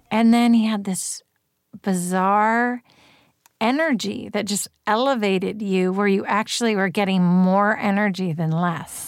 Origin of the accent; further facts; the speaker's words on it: Berkeley, California, United States; I grew up in Berkeley and I went to Berkeley Public Schools